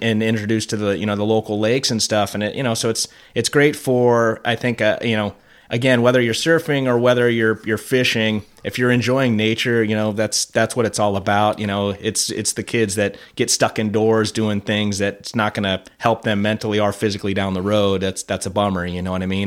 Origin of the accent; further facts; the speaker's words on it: Fort Lauderdale, Florida, United States; moved away; I grew up in South Florida, Fort Lauderdale